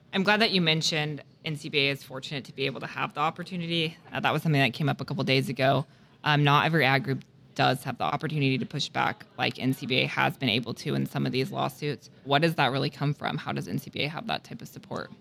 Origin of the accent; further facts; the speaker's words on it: the West, United States; I grew up in the West